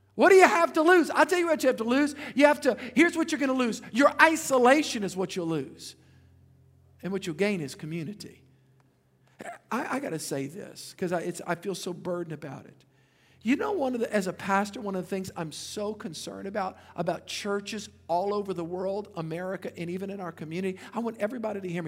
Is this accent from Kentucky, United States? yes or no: no; Louisiana, United States; I'm from Louisiana